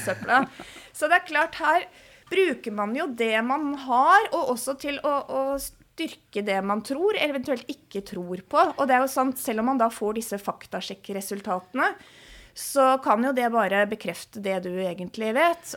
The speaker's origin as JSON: {"language": "Norwegian", "country": "Norway"}